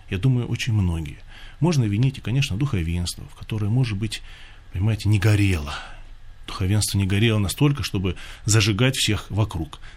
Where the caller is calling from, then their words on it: Bryansk, Bryansk Oblast, Russia; я звоню из Брянска, крестьянин.